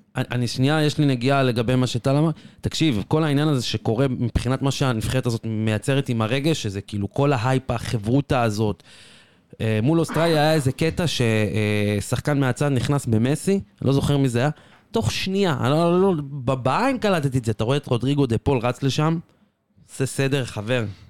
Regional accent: Israel; רובנו כישראלים

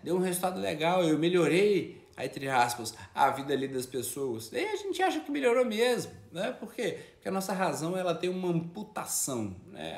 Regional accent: São João del-Rei, Minas Gerais, Brazil; Eu sou de São João del Rei

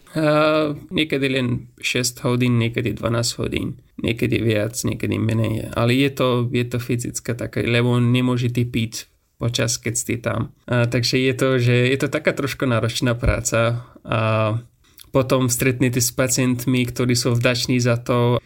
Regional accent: Afghanistan; Slovak is a second language; moved away as an adult; now in Slovakia; Som z Afganistanu Momentálne bývam na Slovensku už skôr 3,5 roky a tu študujem medicínu

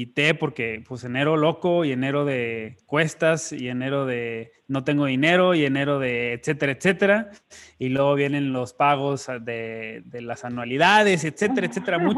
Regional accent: northern Mexico, Mexico

